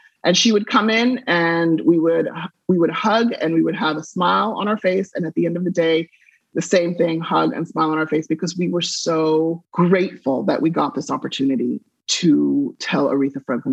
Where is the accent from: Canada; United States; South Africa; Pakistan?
South Africa; moved away; I was raised in South Africa during apartheid